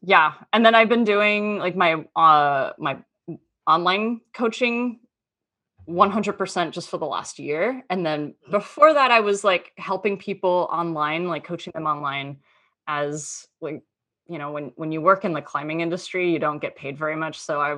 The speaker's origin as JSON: {"language": "English", "town": "Townsville", "region": "Queensland", "country": "Australia", "tie": "born or raised there", "lives_now": "United States", "said": "So I'm actually Australian. I grew up in Townsville"}